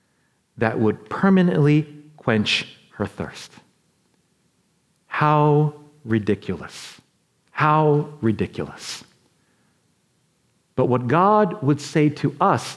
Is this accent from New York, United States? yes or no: yes; New York, United States; I'm from New York